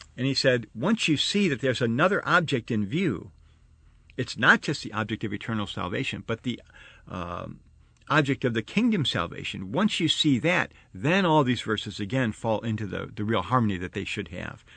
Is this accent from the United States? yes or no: yes; Arlington Heights, Illinois, United States; I grew up in Chicago, I mean the Chicago area, uh, out in Arlington Heights.